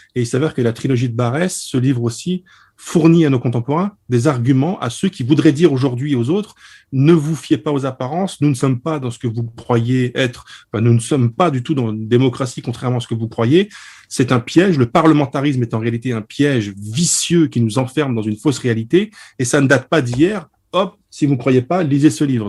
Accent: Lorraine, Grand Est, France; je suis lorrain

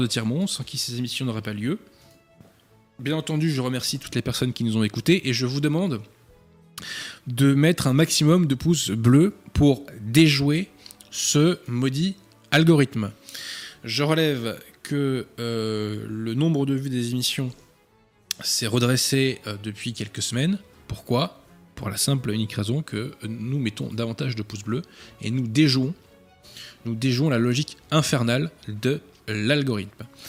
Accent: France; en qualité de Français

